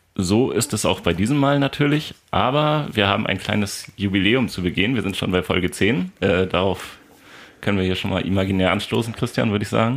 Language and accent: German; Lünzen, Lower Saxony, Germany; also born or lived in Soltau; Von Soltau einmal nach Lünzen und dann lange Zeit da geblieben